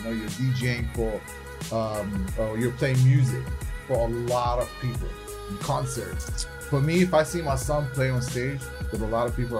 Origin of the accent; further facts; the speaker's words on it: Abu Dhabi, United Arab Emirates; born there; I was born in Abu Dhabi.